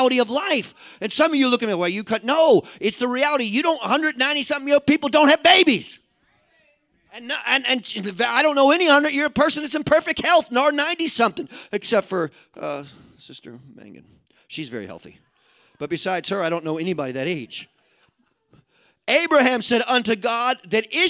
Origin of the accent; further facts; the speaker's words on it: Midwest, United States; I'm a Midwesterner.